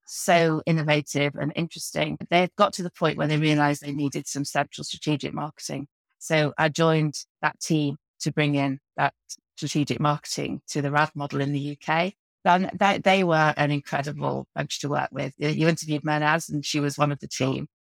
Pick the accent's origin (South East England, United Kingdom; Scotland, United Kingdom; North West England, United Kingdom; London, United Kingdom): North West England, United Kingdom; the Wirral; also born or lived in Birkenhead; now in St Albans, United Kingdom; I grew up in the Wirral, so I'm a northerner at heart, but I have spent most of my life down south